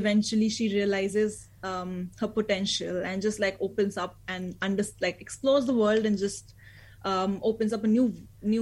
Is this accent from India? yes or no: yes; India; moved away as an adult; now in New Zealand; I moved from India